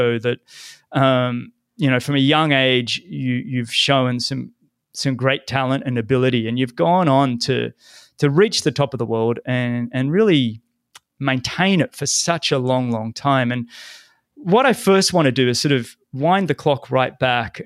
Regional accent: Sydney, New South Wales, Australia; growing up in Sydney

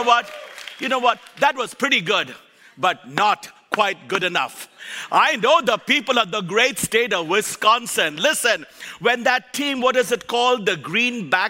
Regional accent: Kolkata, West Bengal, India; moved away; also born or lived in Nebraska; I was born and raised in Calcutta, India, raised by missionaries Mark and Huldah Bantain.

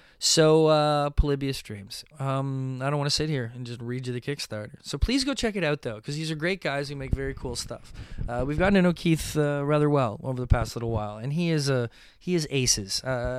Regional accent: Mississauga, Ontario, Canada; Mississauga Comic Expo. Oh my gosh, what a success, what a good time, fun times indeed. I love that my hometown show is becoming this really unique and, you know, individualistic type thing.

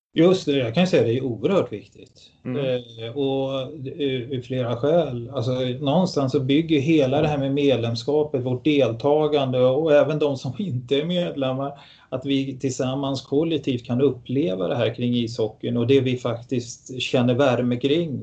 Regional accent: Stockholm, Stockholm County, Sweden; moved away as an adult; also born or lived in Tyresö; now in Gävle, Sweden; är född i Stockholm

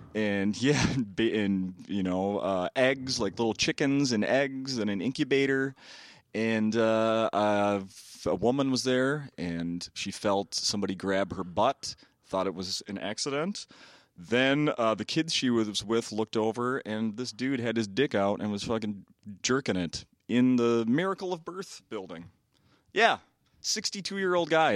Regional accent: Saint Paul, Minnesota, United States; Born and raised in Saint Paul

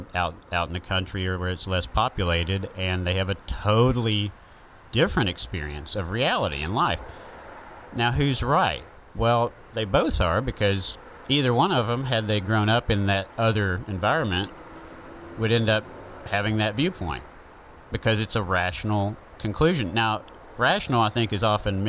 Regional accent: the South, Southern United States, United States; accent: southern

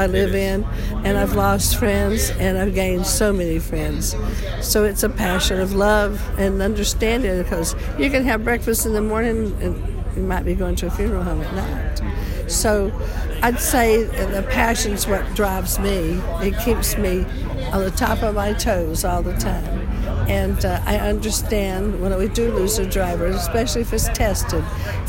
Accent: Georgia, United States; now in California, United States; I'm from Georgia.

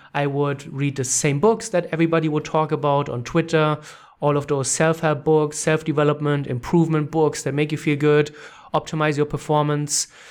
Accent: Germany; English is a second language; moved away as an adult; also born or lived in Canada; I'm from Germany, orig-, uh, Germany originally

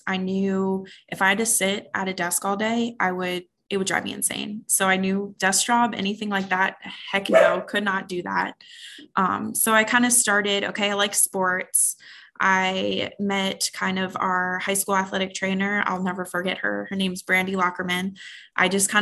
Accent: Waldorf, Maryland, United States; now in Phoenix, United States; I'm from the East Coast actually, and just kind of transplanted out here on the West Coast, but I'm from Waldorf, Maryland

